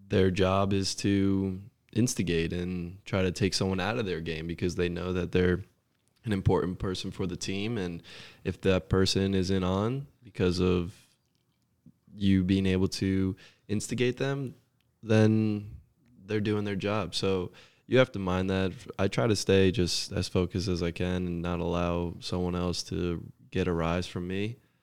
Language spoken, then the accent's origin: English; Scotch Plains, New Jersey, United States; moved away as an adult; now in Chattanooga, United States; growing up in Jersey